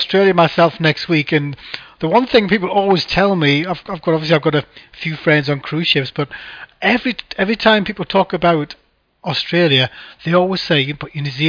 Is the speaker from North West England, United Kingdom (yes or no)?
no; Gateshead, North East England, United Kingdom; I'm from Gateshead